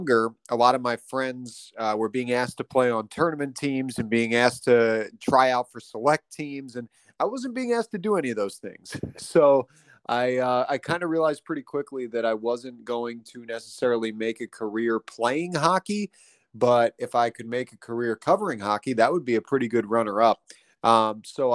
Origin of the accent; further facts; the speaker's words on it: Pennsylvania, United States; now in Pittsburgh, United States; So that kind of started my time here in Pittsburgh, brought me back to my home state